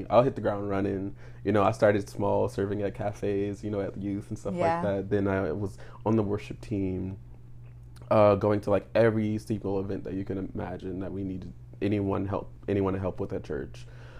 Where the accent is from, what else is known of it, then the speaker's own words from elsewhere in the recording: New Orleans, Louisiana, United States; like I said, I'm 27 years old. I am originally from New Orleans, Louisiana.